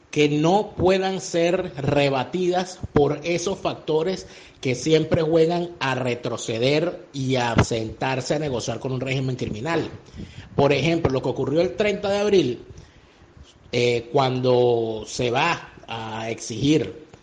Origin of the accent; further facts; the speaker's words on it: Venezuela; moved away; Yo desde que salí de Venezuela, desde que escapé de Venezuela, he sentido como un compromiso hacer lo que llaman los judíos Hashbara